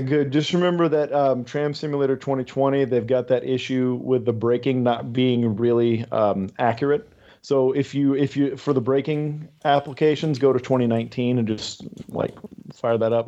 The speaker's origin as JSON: {"language": "English", "town": "San Antonio", "region": "Texas", "country": "United States", "tie": "born or raised there", "said": "I grew up in San Antonio."}